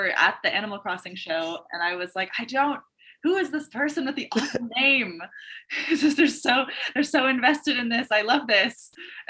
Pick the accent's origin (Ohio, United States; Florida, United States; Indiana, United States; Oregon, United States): Oregon, United States; Southern; I grew up in Southern Oregon. So I live there now also, but I have to clarify, like I left and like did other things